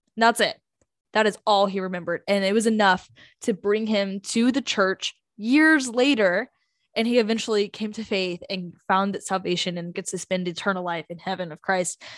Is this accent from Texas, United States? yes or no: yes; North Texas, United States; We're from North Texas